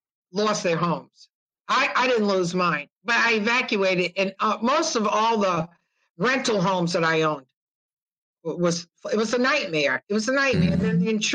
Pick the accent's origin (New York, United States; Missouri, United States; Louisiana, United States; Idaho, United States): Louisiana, United States; New Orleans; also born or lived in Georgia; I was born in New Orleans, raised in New Orleans, and grew up a couple of different places in Georgia.